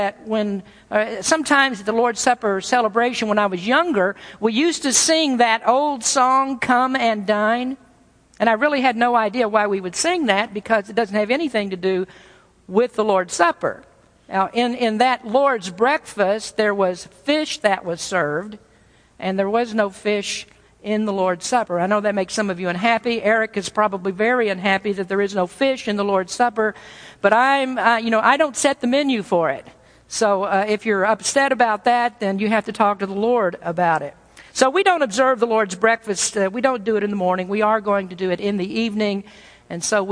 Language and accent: English; the South, United States; I'm from the South